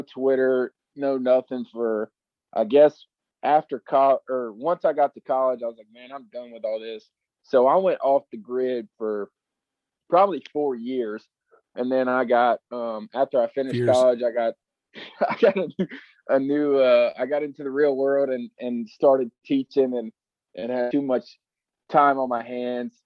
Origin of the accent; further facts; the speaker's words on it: Greenville, South Carolina, United States; I'm from Greenville, South Carolina